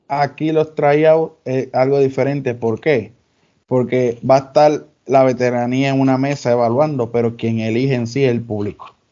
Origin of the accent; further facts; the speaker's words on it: Dorado, Puerto Rico; en mi pueblo, en Dorado